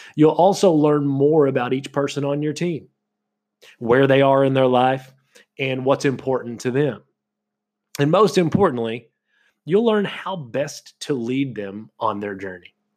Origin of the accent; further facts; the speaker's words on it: Kentucky, United States; moved away; also born or lived in Florida; where I was from in Kentucky